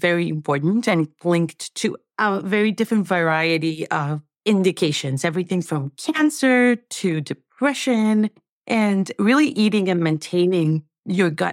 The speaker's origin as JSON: {"language": "English", "country": "Venezuela", "tie": "born or raised there", "moved": "yes", "said": "I'm from Venezuela. And I think that one of the things that had to go in every meal growing up was plantains"}